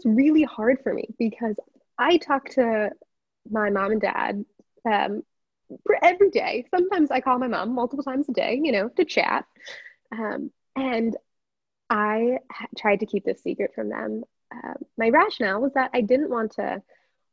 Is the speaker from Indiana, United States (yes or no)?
yes; South Bend, Indiana, United States; I'm from South Bend, Indiana. Proud of it.